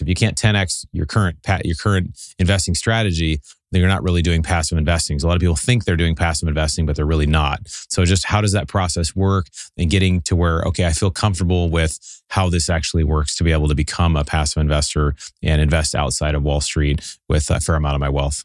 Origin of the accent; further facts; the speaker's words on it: Seattle, Washington, United States; moved away as an adult; also born or lived in Southern California; now in Pasadena, United States; So I grew up in Seattle, moved down in college to Southern California